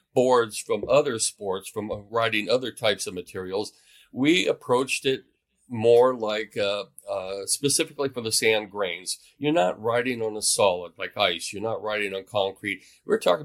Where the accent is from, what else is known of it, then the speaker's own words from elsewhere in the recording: Mojave Desert, California, United States; now in Oregon, United States; I grew up in the Mojave Desert, not too far from Death Valley